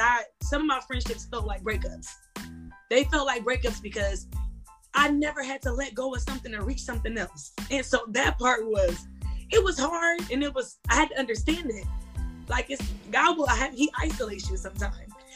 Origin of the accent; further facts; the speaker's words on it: Akron, Ohio, United States; I'm from Akron, Ohio.